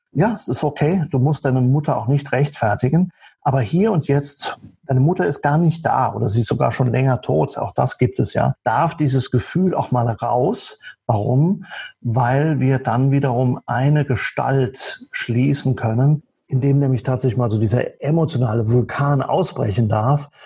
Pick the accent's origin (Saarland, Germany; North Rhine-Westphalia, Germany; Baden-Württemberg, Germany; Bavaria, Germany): Saarland, Germany; now in near Passau, Germany; Ich stamme aus dem Saarland und lebe zurzeit in der Nähe von Passau